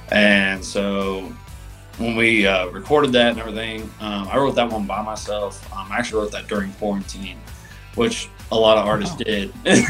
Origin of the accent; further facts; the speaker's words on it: Indiana, United States; but like I'm from Indiana, so it's like